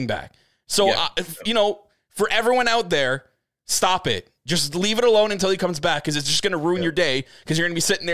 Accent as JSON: {"language": "English", "country": "Canada", "said": "I'm Canadian."}